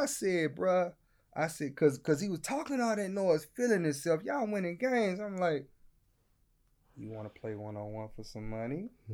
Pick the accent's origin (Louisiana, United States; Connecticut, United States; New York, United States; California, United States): Louisiana, United States; I'm from Louisiana